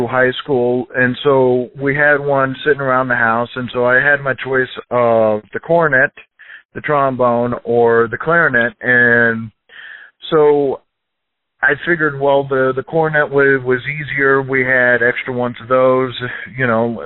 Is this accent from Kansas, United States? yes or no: yes; Overland Park, Kansas, United States; also born or lived in Shawnee, Kansas; I was born in Kansas City, lived in Overland Park for most of my life, and then lived in Shawnee a little bit after that, so pretty much Shawnee Mission area